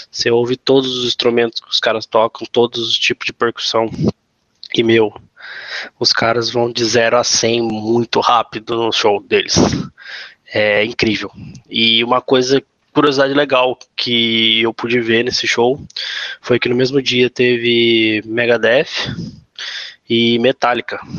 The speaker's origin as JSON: {"language": "Portuguese", "town": "Guaratinguetá", "region": "São Paulo", "country": "Brazil", "said": "eu sou fotógrafo e videomaker, sou de Guaratinguetá, São Paulo."}